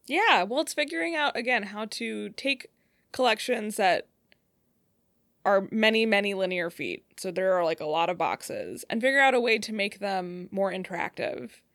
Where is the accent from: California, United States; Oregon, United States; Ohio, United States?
Ohio, United States; Cleveland; moved away as an adult; also born or lived in Colorado / Michigan; now in Detroit, United States; I'm from Cleveland area. Uh, that's where I grew up.